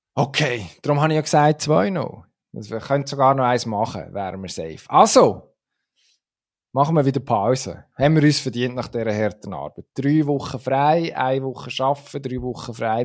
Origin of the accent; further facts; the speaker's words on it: Switzerland; als Schweizer